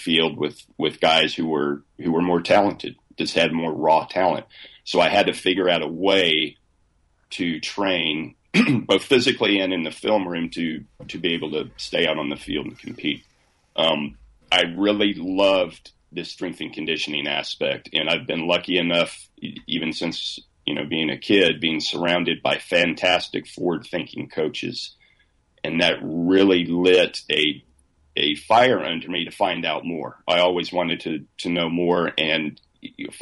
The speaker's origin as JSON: {"language": "English", "region": "South Texas", "country": "United States", "tie": "born or raised there", "said": "I grew up in South Texas"}